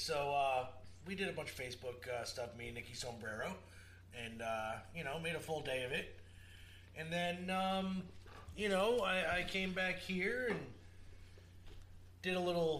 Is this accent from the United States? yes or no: yes; Portland, United States; It's like, I'm from Portland, sir.